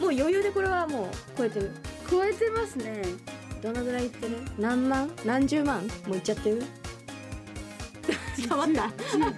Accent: Tokyo, Japan; うちはもやっぱ特別にしていくいや東京東京出身だからただいまって

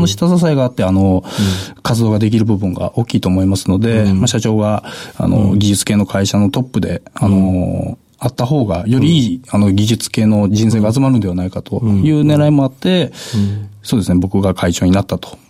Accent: Kyoto, Japan; 京都です

